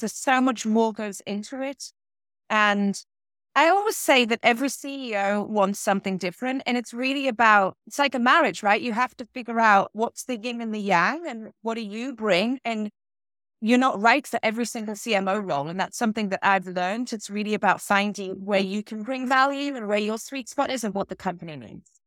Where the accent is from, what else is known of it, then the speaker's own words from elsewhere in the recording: small town between Newcastle and Durham, North East England, United Kingdom; accent: British; moved away as an adult; also born or lived in London / Boston; now in Concord, Massachusetts, United States; I am from the northeast of England, a very little town in between what is known as Newcastle and Durham